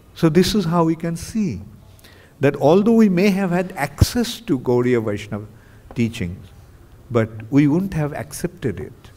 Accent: Kolkata, West Bengal, India; I am from Bengal.

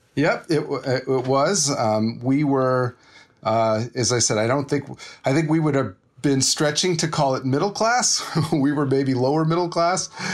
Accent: Los Angeles, California, United States; also born or lived in Inglewood; I was born and raised in L A, in and around L

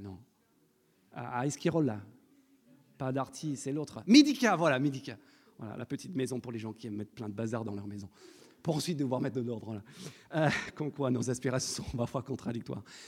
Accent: France; en tant que Français

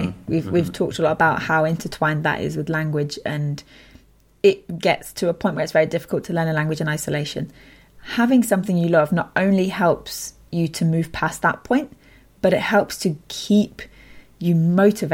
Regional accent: United Kingdom; first language English; British English, is my native language, and you know, in Britain we have this very kind of cultural perception of politeness.

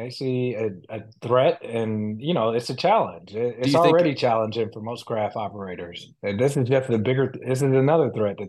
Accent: Chicago, Illinois, United States; But I grew up in Chicago on the South Side. I may not talk like it, and people may think I grew up somewhere else.

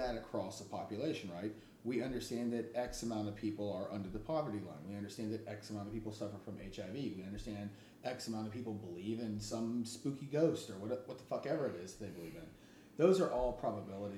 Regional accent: the South, United States; being from the South

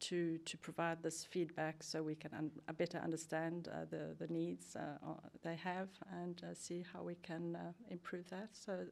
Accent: South Africa; now in Sweden; I'm from South Africa originally, and have been.

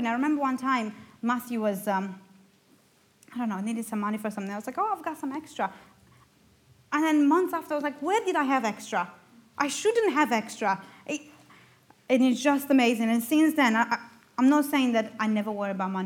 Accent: Romania; first language Romanian; English is a second language; moved away as an adult; now in United Kingdom; I'm from Romania

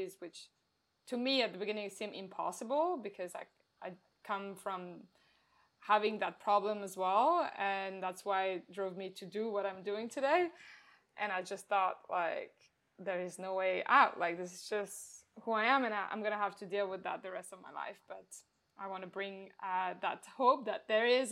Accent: France; now in Melbourne, Australia; I'm in Australia, in Melbourne, but as you can probably tell, I have an accent and I am originally from France

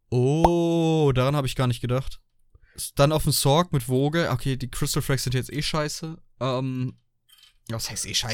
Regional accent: Germany; ich bin Deutscher

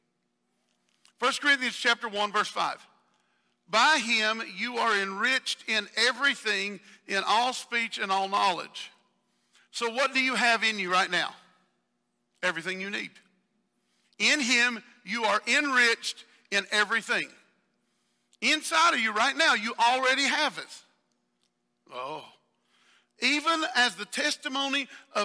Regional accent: the South, United States; accent: southern; my southern accent

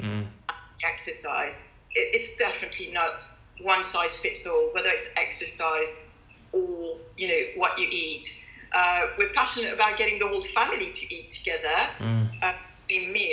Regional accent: France; also born or lived in London; now in Kent, United Kingdom; Growing up in France

